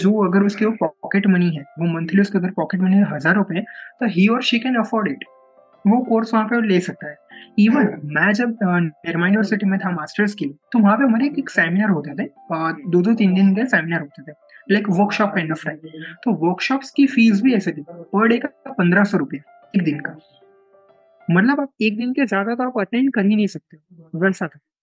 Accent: Ahmedabad, Gujarat, India; मैं अहमदाबाद से बिलोंग करता हूँ अहमदाबाद गुजरात से मेरा बर्थ और मेरा पूरा लाइक कह सकते हैं एजुकेशनल जर्नी

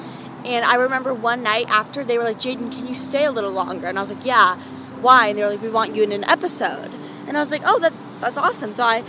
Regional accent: Los Angeles, California, United States; Sherman Oaks. Oh. Born and raised.

